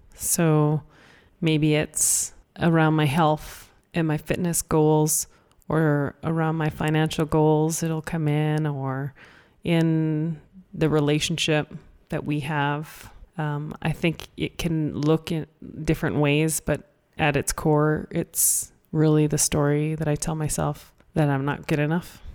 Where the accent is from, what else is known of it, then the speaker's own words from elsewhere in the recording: Canada; I was born in Canada and, you know, in school and learned English